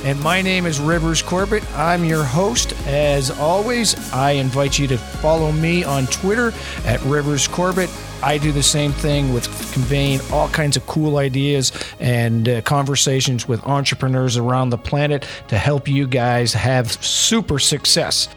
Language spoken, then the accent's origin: English; New Brunswick, Canada; I said, "New Brunswick."